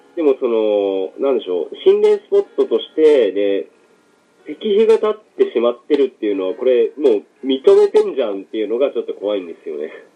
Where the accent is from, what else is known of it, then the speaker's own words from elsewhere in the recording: Abashiri, Hokkaido, Japan; もともと自分の実家が網走っていうとこなんですけど